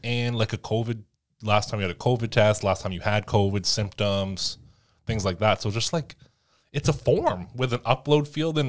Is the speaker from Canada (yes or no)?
yes; Canada; As a Canadian, you can submit a freedom of information request